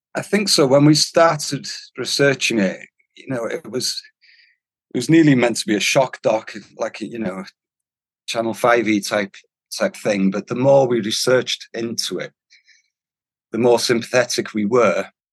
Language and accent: English; North Wales, United Kingdom; first language Welsh; English is a second language; Being Welsh, especially from North Wales and Welsh speaking